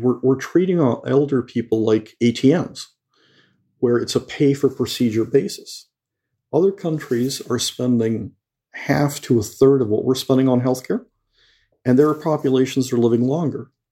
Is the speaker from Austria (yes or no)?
no; Mexico; moved away; I grew up in Mexico and I went to Jesuit school